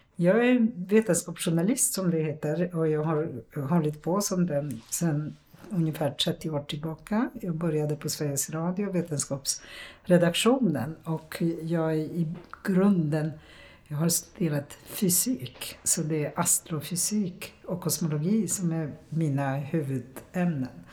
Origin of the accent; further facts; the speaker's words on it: Poland; first language Polish; Swedish is a second language; now in Sweden; jag kommer också från Polen